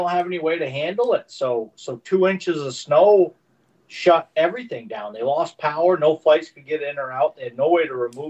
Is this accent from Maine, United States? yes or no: yes; Maine, United States; moved away as an adult; now in Lufkin, United States; I'm from Lufkin. I live in Lufkin, Texas, originally from Maine.